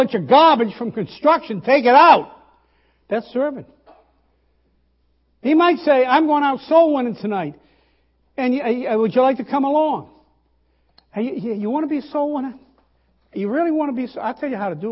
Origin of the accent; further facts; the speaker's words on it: Rhode Island, United States; I'm from the South, you know, Southern New England, Rhode Island.